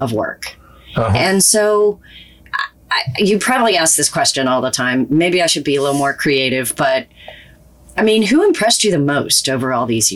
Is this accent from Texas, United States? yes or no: yes; Houston, Texas, United States; also born or lived in New Jersey; Moved to Houston when I was 2, so I'm a Texan